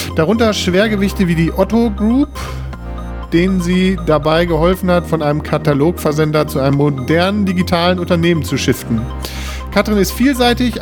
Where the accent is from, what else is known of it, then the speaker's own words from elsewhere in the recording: Bünde, North Rhine-Westphalia, Germany; Wir kommen hier aus Bünde